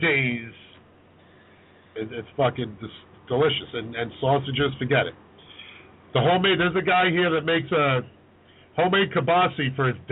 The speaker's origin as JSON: {"language": "English", "town": "New York City", "region": "New York", "country": "United States", "tie": "born or raised there", "said": "I grew up in Port Richmond in Staten Island"}